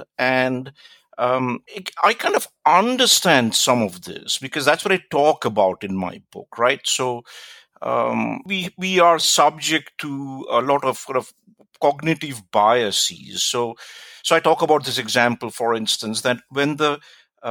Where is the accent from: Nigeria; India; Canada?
India; also born or lived in United States; now in New Zealand; I grew up in India, but I lived and worked in the United States for a long time before I moved to New Zealand.